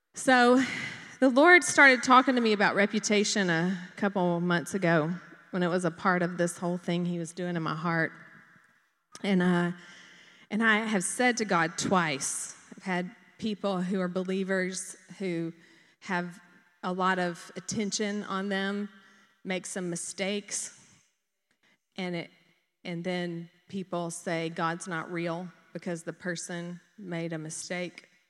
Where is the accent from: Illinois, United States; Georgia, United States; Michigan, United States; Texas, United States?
Georgia, United States; Dublin; I grew up in Dublin